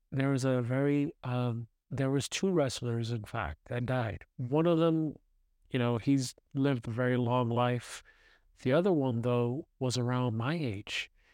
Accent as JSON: {"language": "English", "town": "New York City", "region": "New York", "country": "United States", "tie": "born or raised there", "moved": "yes", "said": "I grew up in New York City, in Brooklyn."}